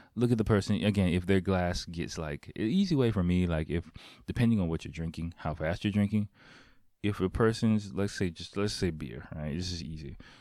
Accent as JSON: {"language": "English", "country": "United States", "moved": "yes", "lives_now": "Japan", "said": "I'm American"}